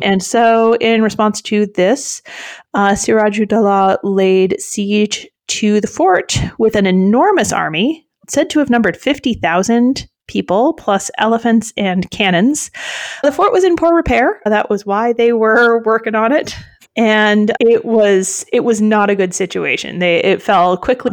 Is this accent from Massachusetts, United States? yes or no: yes; Massachusetts, United States; I'm from Massachusetts